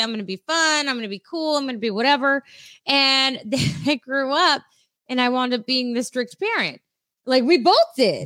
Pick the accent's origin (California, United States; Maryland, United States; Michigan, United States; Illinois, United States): California, United States; San Diego; I grew up in San Diego